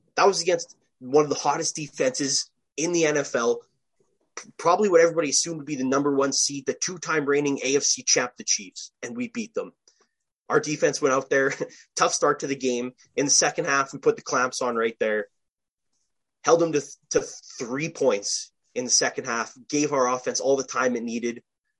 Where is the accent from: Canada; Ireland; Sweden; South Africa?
Canada; even just being a Canadian